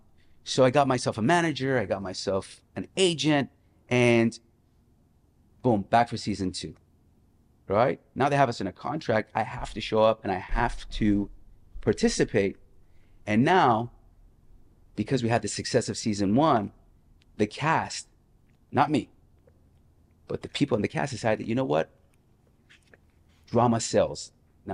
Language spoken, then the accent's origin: English; Las Vegas, Nevada, United States; I came from Las Vegas, where at 21 I was hustling